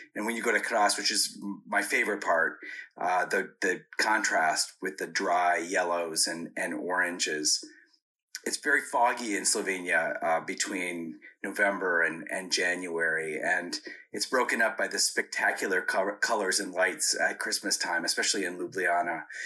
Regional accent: United States; I'm an American diplomat

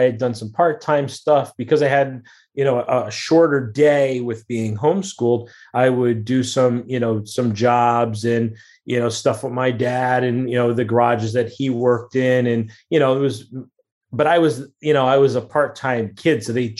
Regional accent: New Haven, Connecticut, United States; Connecticut, in New Haven, born and raised in New Haven, Connecticut area.

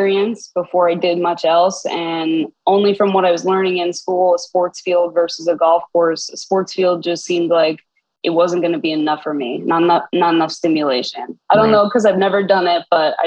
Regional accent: Long Beach Island, New Jersey, United States; I am from Long Beach Island, New Jersey

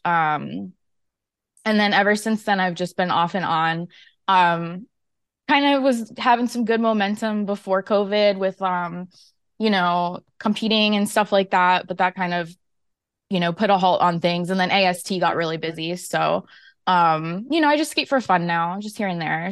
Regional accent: Florida, United States; I'm from Florida

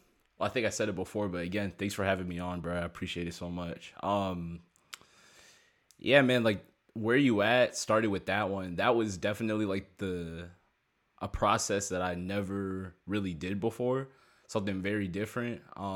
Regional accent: Maryland, United States; I'm from Maryland, and, like, they hit, like, Maryland maybe, like, shoot, like, 9 years ago

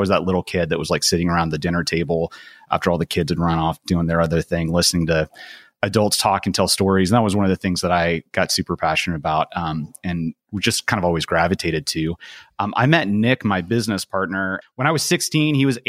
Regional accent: Portugal; Growing up in Portugal, I had always just thought, man, if I could just grab my friends from America and drop them down into this amazing place that I absolutely loved.

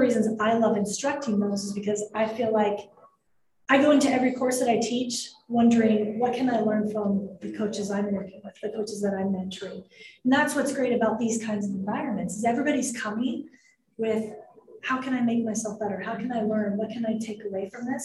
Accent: Denver, Colorado, United States; moved away as an adult; also born or lived in Utah; this was in my hometown. We were at Mile High Stadium in Denver, Colorado.

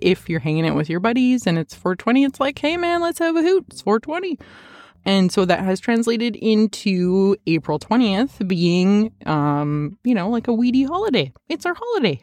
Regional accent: Edmonton, Alberta, Canada; moved away; I am originally from Edmonton

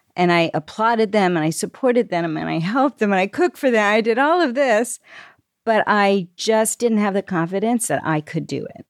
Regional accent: Lancaster, Pennsylvania, United States; I grew up here in Lancaster, Pennsylvania

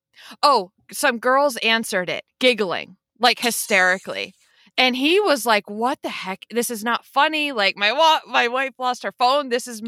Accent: Pennsylvania, United States; Pennsylvania. So I'm like, I always say not the Pittsburgh side. closer to Philadelphia.

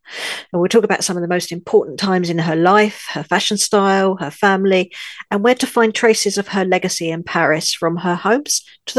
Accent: London, United Kingdom; moved away as an adult; also born or lived in north of France; now in France; I'm your host, and though I'm British, born in London, I've lived in the north of France for many years, and I feel French in my heart.

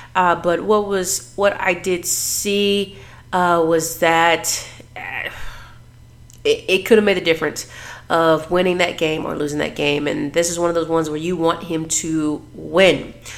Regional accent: Dallas, Texas, United States; I am born and raised in Dallas, Texas

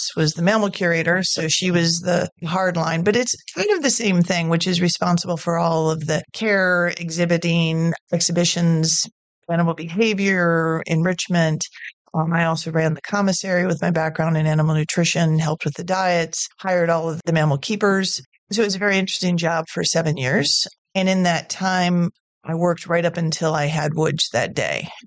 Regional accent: Midwest, United States; moved away as an adult; now in Finksburg, United States; Growing up in the Midwest and sort of the Iowa, Illinois, Indiana

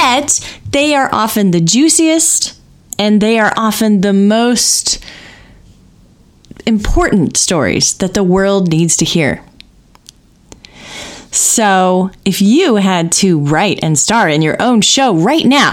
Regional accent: Indiana, United States; now in Bay Area, United States; I'm growing up in Indiana.

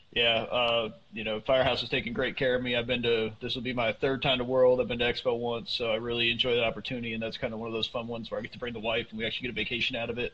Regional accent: Northeast, United States; I grew up up in the Northeast

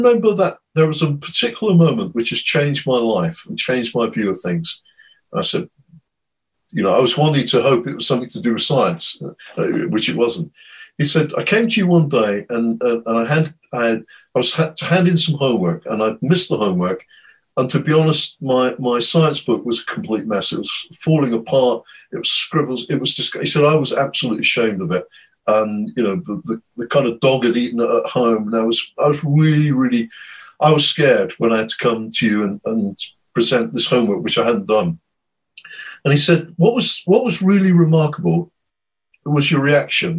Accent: United Kingdom; as a Brit

